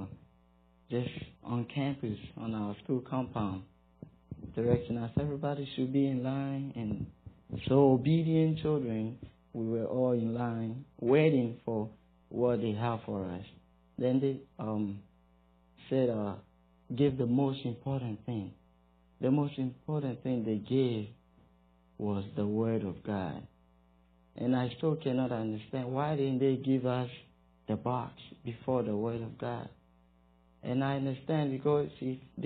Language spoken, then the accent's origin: English; Ghana; moved away as an adult; now in Greeneville, United States; I'm from West Africa, Ghana.